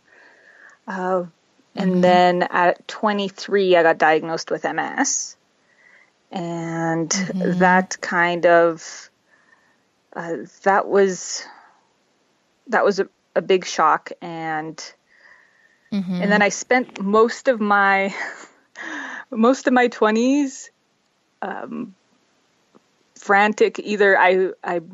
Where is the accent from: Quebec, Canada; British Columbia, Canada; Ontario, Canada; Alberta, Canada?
Alberta, Canada; Calgary; also born or lived in Czech Republic / Montreal; now in Red Deer, Canada; we lived in Montreal till I was 5 and then moved out to towards Calgary. And we're out, I've pretty much raised out there.